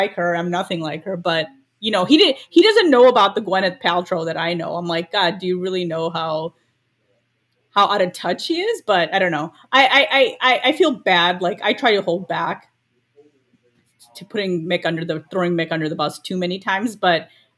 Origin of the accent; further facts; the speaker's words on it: Chicago, Illinois, United States; I was born in Chicago